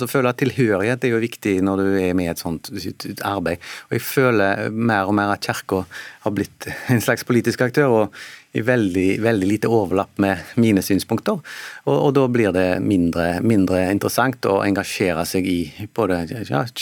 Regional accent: southwest Norway, Norway; du kommer fra Sør-Vestlandet, da, litt spesielt, for oljeindustrien er veldig viktig. Bare i, bare i min hjemby så har vi et verft med 3000 eh, personer

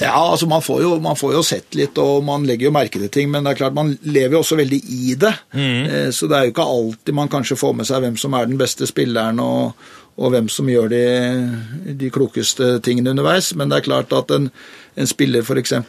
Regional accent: Oslo, Norway; Sjøl så vokste jeg opp på Lambertseter, gikk på Lambertseter skole

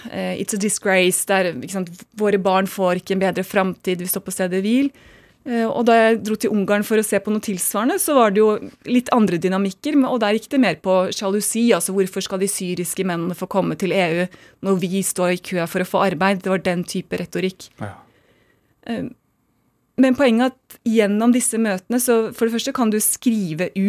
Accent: United States; born there; Jeg er født i USA, som jeg er.

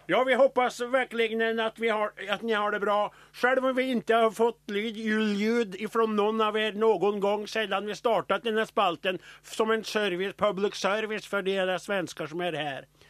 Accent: Trøndelag, Norway; accent: Trøndersk

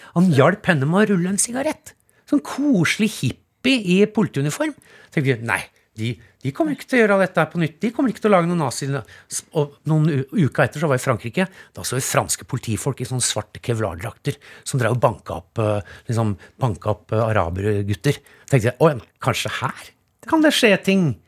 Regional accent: Norway

